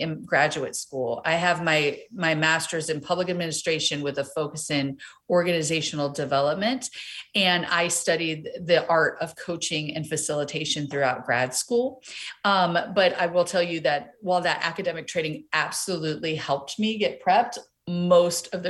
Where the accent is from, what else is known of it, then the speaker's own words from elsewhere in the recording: East Coast, United States; moved away as an adult; also born or lived in Los Angeles; being coastal girls growing up on the East Coast, living